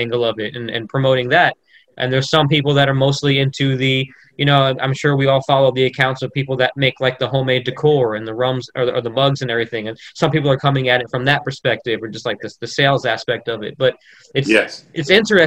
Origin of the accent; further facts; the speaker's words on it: Orlando, Florida, United States; I grew up in Orlando, Florida. I come from the tourist capital of the world